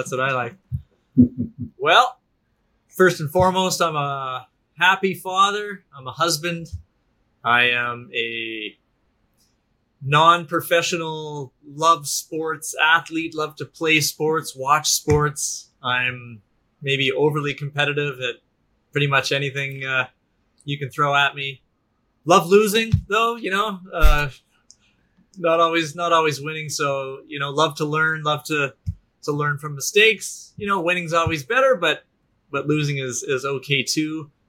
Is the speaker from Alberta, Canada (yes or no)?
yes; Alberta, Canada; That's been the sector I grew up in Northern Alberta, in the oil and gas sector.